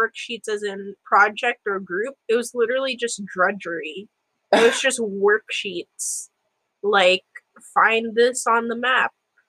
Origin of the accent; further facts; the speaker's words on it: Philippines; I mean, as a Filipino, of course, shout out to Obi.